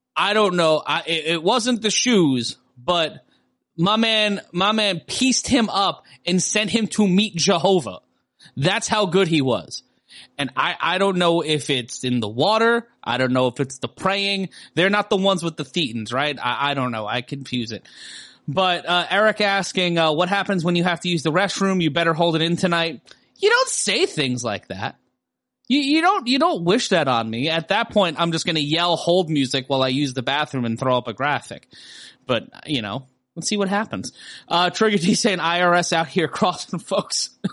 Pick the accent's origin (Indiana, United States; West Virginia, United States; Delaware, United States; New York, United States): New York, United States; New York City; growing up in Brooklyn, there was a Kingdom Hall in our neighborhood